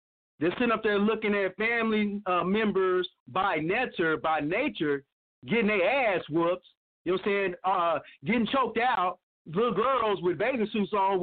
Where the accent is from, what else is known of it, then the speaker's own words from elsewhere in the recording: Oklahoma, United States; where I grew up at in the Indian Territory, you know, Oklahoma Territory